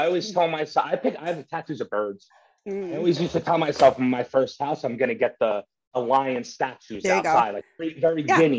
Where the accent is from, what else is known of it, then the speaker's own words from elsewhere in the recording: Manhattan, New York, United States; born there; I was born in New York, yeah, Manhattan, New York.